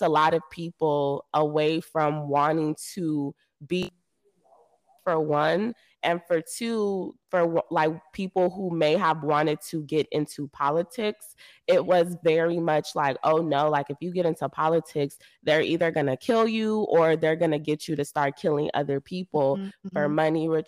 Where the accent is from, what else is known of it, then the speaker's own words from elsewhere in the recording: Nigeria; we as Nigerian people, Yoruba people especially, we speak in parables